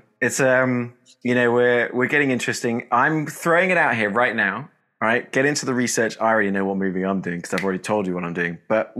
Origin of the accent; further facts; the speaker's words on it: England, United Kingdom; now in Texas, United States; I'm ….